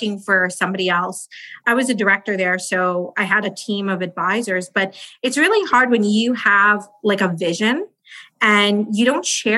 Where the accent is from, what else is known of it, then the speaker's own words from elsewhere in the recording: India; We're from India